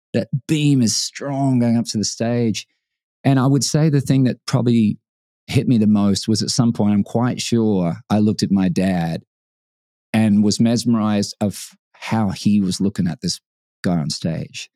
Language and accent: English; Brisbane, Queensland, Australia; moved away; Brisbane, my hometown